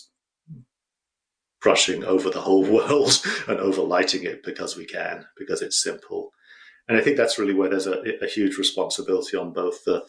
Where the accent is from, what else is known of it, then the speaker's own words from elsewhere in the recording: United Kingdom; I'm British